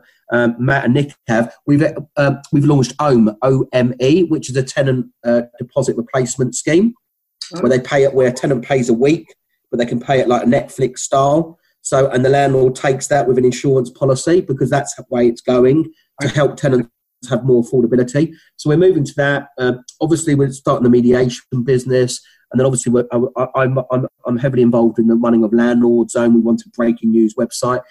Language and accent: English; London, United Kingdom; accent: Cockney; still maintaining my Cockney accent